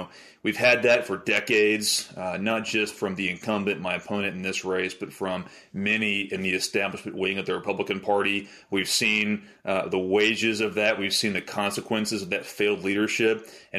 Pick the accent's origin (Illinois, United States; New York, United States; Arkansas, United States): Arkansas, United States; Little Rock; I grew up in Arkansas, born and raised in Little Rock.